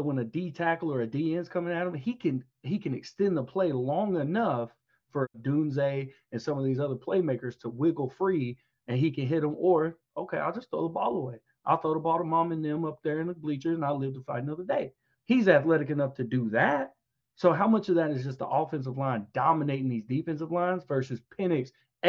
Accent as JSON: {"language": "English", "region": "the South", "country": "United States", "said": "I was going to go Georgia Southern because we're from the South. I can't pick a Northern team."}